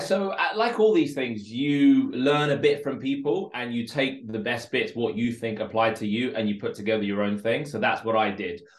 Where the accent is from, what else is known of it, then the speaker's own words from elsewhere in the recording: London, United Kingdom; English is a second language; also born or lived in Moscow, Russia; I grew up in a place called Northolt in West London